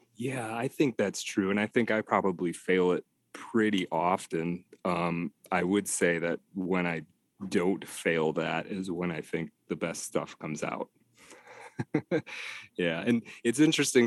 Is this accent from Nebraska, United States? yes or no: no; Detroit, Michigan, United States; moved away as an adult; also born or lived in Texas / Idaho / Colorado / upstate New York; I am from Detroit originally, yeah, and, and, and back in the Detroit area as well